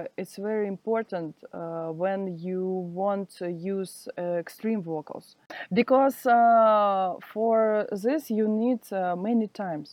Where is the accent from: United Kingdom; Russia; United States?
Russia; Siberia; English is a second language; moved away as an adult; now in Saint Petersburg, Russia; now I am live in Saint Petersburg. Do you hear about this city? It's a city near Moscow. But I am from Siberia